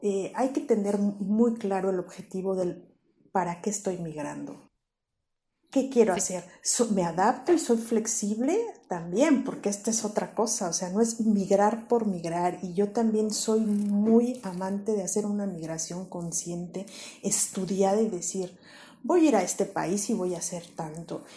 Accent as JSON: {"language": "Spanish", "country": "Mexico", "moved": "as an adult", "lives_now": "Spain", "said": "extrañar México, extrañar mi país de origen"}